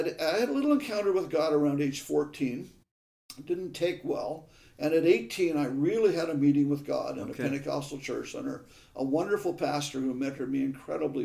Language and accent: English; Lanark, Ontario, Canada; also born or lived in Perth, Ontario; I was born in Perth, Ontario, and raised in Lanark, Ontario, a little village.